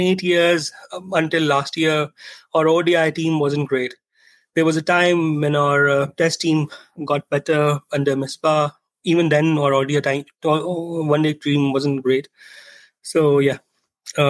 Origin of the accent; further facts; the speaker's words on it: Rawalpindi, Punjab, Pakistan; I grew up in Rawalpindi